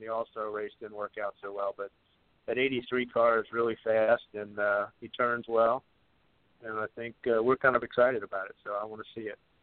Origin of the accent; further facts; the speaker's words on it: Virginia, United States; I'm from Virginia